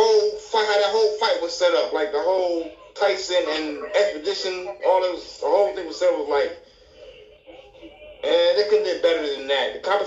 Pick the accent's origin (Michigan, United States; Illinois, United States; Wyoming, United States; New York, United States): Michigan, United States; Detroit; in Detroit.